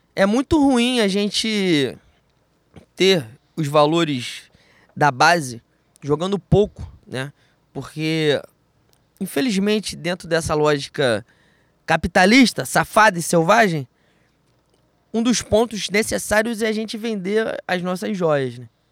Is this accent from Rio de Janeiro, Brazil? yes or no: yes; Rio de Janeiro, Brazil; Eu sou de Bangu